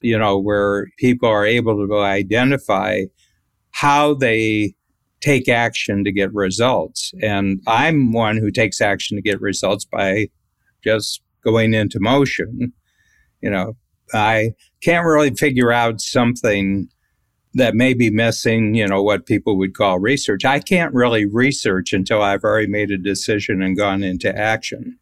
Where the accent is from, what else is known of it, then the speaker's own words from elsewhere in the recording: United States; being an American